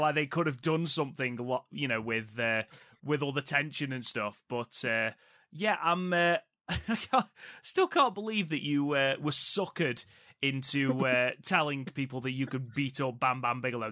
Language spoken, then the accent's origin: English; United Kingdom